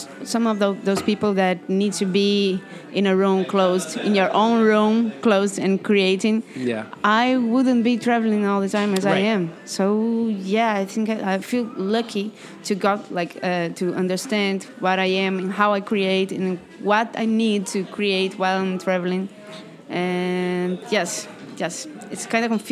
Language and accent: English; Brazil; English is a second language; I am from Brazil